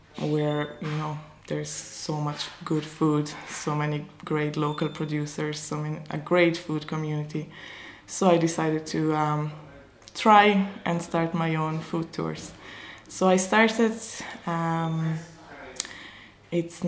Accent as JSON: {"language": "English", "region": "Dolomites", "country": "Italy", "moved": "as an adult", "lives_now": "County Kerry, Ireland", "said": "I am originally from the Dolomites in Italy. So it's a small village up in the mountains in the Italian Alps."}